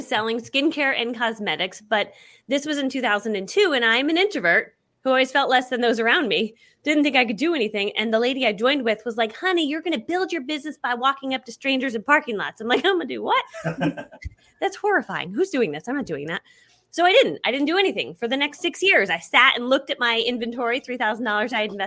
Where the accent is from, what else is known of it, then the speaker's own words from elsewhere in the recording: Connecticut, United States; I grew up in Connecticut and we were the poor family in town